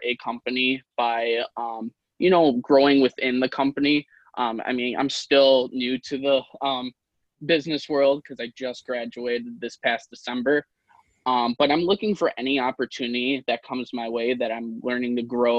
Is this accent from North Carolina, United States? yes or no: no; Wisconsin, United States; also born or lived in Russia; I was actually adopted from Russia, which is kind of cool. But I've always lived here in Wisconsin